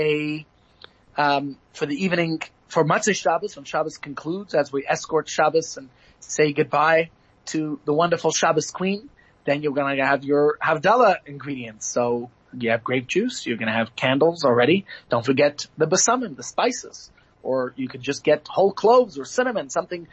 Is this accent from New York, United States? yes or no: yes; New York, United States; now in South Africa; as a child growing up in New York